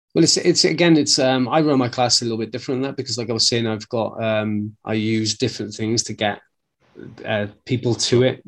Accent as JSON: {"language": "English", "region": "Wales", "country": "United Kingdom", "said": "being a Welshman"}